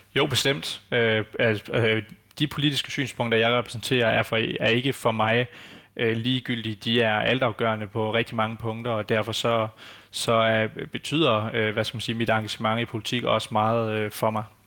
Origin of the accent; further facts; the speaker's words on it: Denmark; som danskere og som, øh, hvad skal man sige, borgere i det her samfund